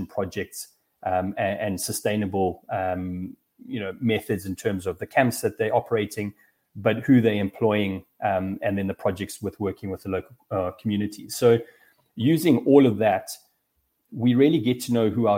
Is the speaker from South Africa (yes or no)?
yes; Durban, KwaZulu-Natal, South Africa; I was very lucky to grow up in South Africa. I grew up in Durban, which is up the East Coast